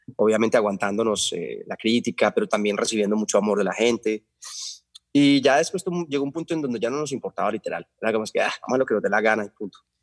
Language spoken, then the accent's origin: Spanish; Medellín, Antioquia, Colombia; also born or lived in Carolina del Príncipe; yo nací en 1972 en Medellín, en la clínica El Rosario